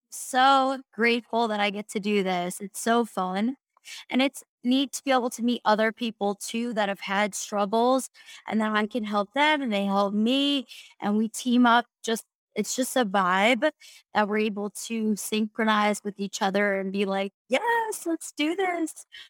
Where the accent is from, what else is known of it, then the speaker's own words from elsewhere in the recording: Long Island, New York, United States; also born or lived in South Florida; now in Colorado, United States; I'm originally from Long Island, New York